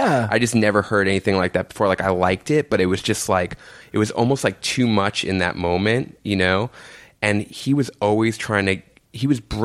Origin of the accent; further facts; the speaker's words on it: New York City, New York, United States; I grew up in Jamaica, Queens, right near like St. John's University with my mom and my aunt